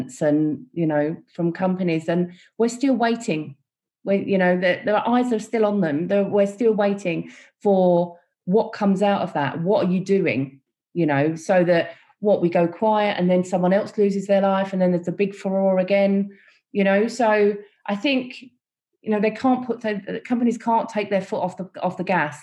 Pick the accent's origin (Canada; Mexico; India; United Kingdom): United Kingdom; London; growing up in East London, you know, there was a people from all different backgrounds